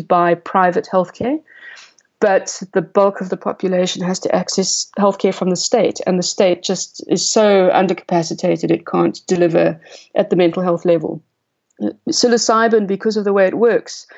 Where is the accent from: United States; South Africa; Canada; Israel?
South Africa; also born or lived in Cape Town; as a South African author and science writer